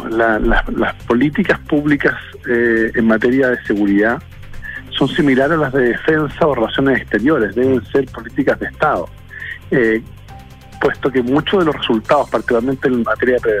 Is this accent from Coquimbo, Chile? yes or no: no; Araucanía, Chile; hasta el pueblo mapuche, de donde yo soy